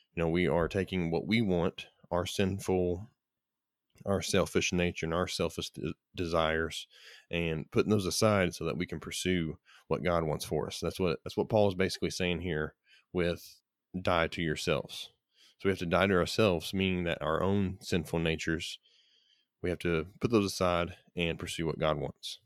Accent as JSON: {"language": "English", "country": "United States", "said": "as an American, I am grateful the opportunity to live in America"}